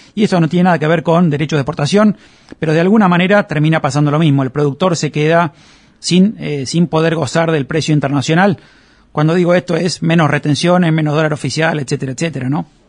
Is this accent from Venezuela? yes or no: no; Argentina